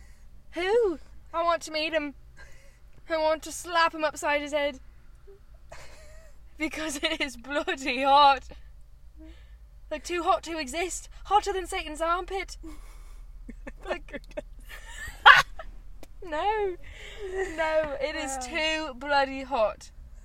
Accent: United Kingdom; I'm from the UK. The great UFK.

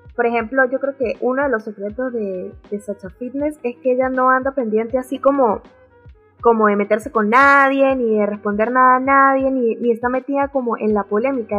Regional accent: Venezuela; now in Santiago, Chile; nací en Venezuela y actualmente vivo en Santiago de Chile

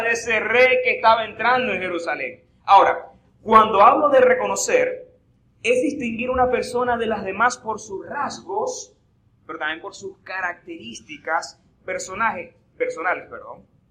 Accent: Eastern Shore of Lake Maracaibo, Zulia, Venezuela; accent: maracucho; Soy de la costa oriental del lago

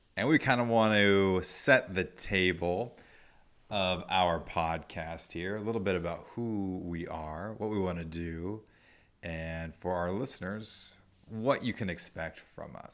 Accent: Nebraska, United States; moved away; also born or lived in Arizona; I'm from Nebraska, and eventually I moved to Arizona

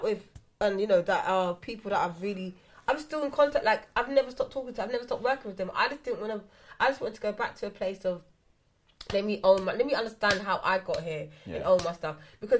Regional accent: England, United Kingdom; And obviously, again, I come up from England.

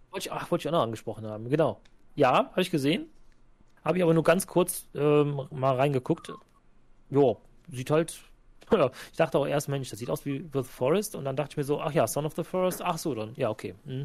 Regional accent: Cologne, North Rhine-Westphalia, Germany; als Kölner

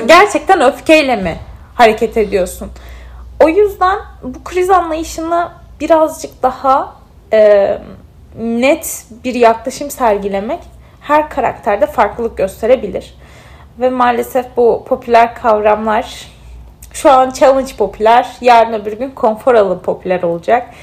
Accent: Mardin, Turkey; also born or lived in Bandırma; Mardinliyim çünkü Mardinli olmak benim kimliğimin böyle en sevdiğim parçasından bir tanesi.

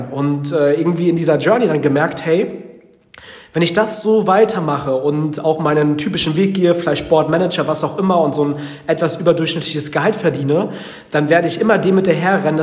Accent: Frankfurt, Hesse, Germany; also born or lived in Northern Germany; weil ich komme aus dem Norden, aus einem äh, wirklichen Bauerndorf in Deutschland, wenn meine Eltern sich nicht getrennt hätten, wenn die nach Hessen gezogen wären damals und ich nicht äh, in Frankfurt der Skyline so ungefähr aufgewachsen wäre

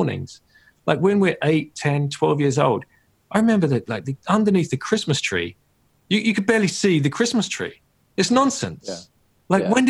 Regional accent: United Kingdom; moved away as an adult; as a Brit, but I, you know, I've not lived in a country for almost 20 years now

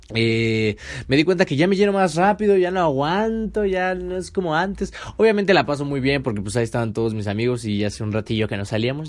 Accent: Mexico; mi México hermoso

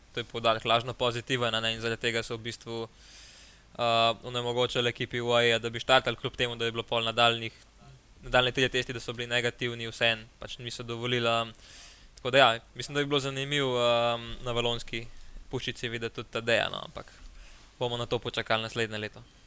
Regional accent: Slovenia

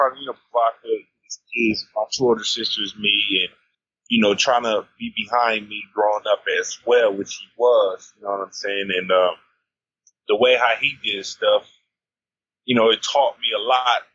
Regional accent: Los Angeles, California, United States; moved away as an adult; now in Taiwan; Los Angeles, South L.A., growing up in South L.A.

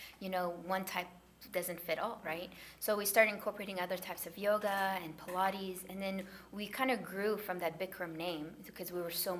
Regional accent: Afghanistan; moved away; I'm originally from Afghanistan

